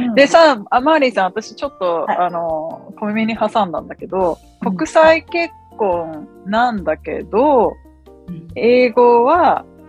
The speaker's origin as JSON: {"language": "Japanese", "country": "Japan", "tie": "born or raised there", "moved": "yes", "lives_now": "United States", "said": "日本で育ってるから"}